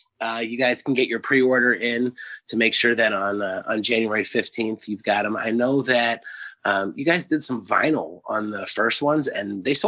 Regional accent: New Jersey, United States; And they're from an area that I grew up in South Jersey, and I've been talking back and forth with them.

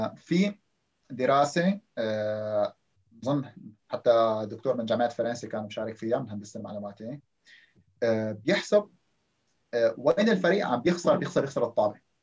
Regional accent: Syria; moved away as an adult; معدلي بسوريا

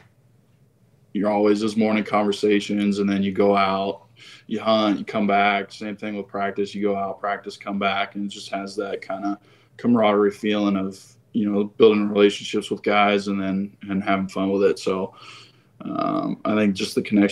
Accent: Ohio, United States; moved away as an adult; also born or lived in West Virginia; now in San Jose, United States; I'm from Ohio

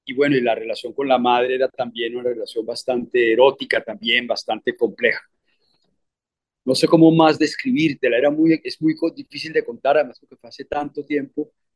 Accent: Bogotá, Colombia; also born or lived in Cartagena / New York; en el Colegio San Carlos de Bogotá, con curas y monjas gringos del Midwest

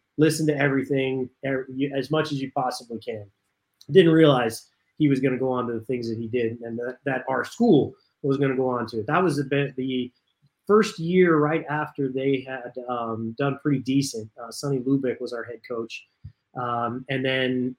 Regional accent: Southern California, United States; I grew up in Southern California. My parents lived in San Fernando Valley area

